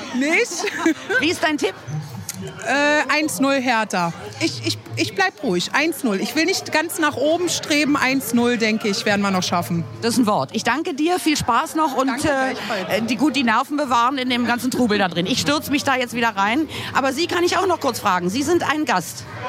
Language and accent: German; Berlin, Germany